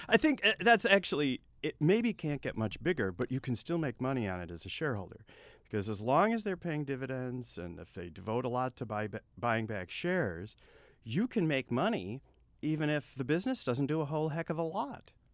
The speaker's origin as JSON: {"language": "English", "region": "Texas", "country": "United States", "said": "I'm Texan."}